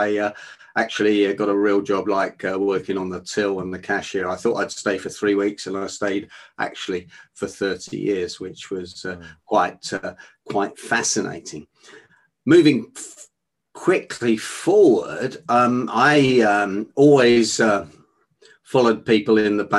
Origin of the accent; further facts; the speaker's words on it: London, United Kingdom; I was born in Northwest London and in the 50s, and we grew up with no money